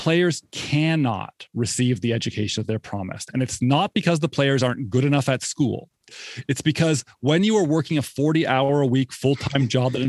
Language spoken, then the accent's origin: English; Canada; moved away as an adult; also born or lived in Toronto; now in Durham, United States; I came to Duke from Canada